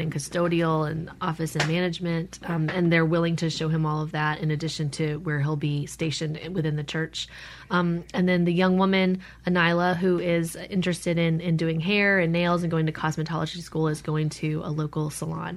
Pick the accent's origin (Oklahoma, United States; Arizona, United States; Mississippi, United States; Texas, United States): Mississippi, United States; Madison; moved away as an adult; I grew up in Madison, went to Madison Central, then went to Millsaps, and then moved away for grad school